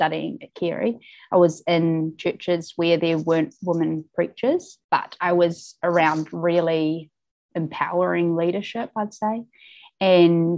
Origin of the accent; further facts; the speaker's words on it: Wellington, New Zealand; also born or lived in Auckland; I grew up in Wellington and moved to Auckland when I was 18